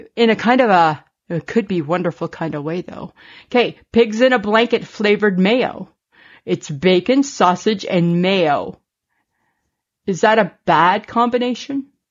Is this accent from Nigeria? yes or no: no; Canada